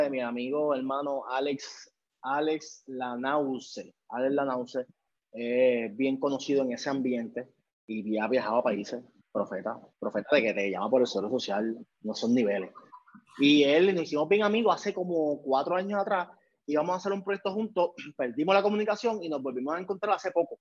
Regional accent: Puerto Rico; moved away as an adult; also born or lived in New York / Buffalo / Florida; vine a Puerto Rico, Montevalvería, en el pueblo de, de, mi pueblo en Juan, Puerto Rico

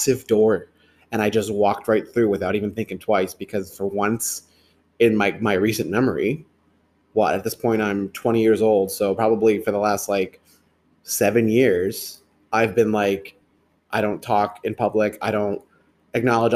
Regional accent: Merrimack, New Hampshire, United States; I grew up in Merrimack, New Hampshire

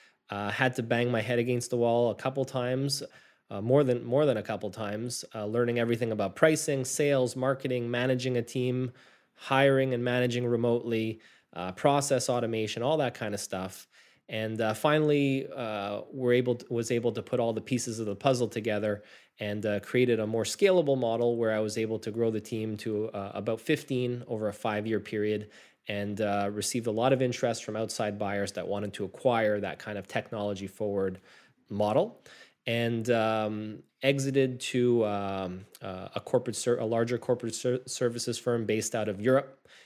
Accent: Montreal, Quebec, Canada; And I was born and raised here in Montreal, Canada

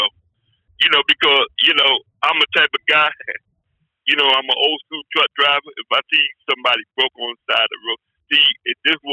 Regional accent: New Jersey, United States; now in Pennsylvania, United States; I live in Pennsylvania, but I was raised in New Jersey

